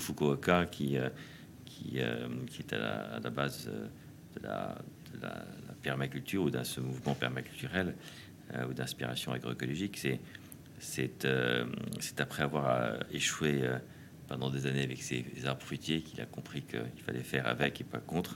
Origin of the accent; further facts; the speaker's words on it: Paris, Île-de-France, France; also born or lived in Normandy; J'ai grandi d'abord évidemment à Paris, où j'étais élevé chez les jésuites à, Saint-Louis de Gonzague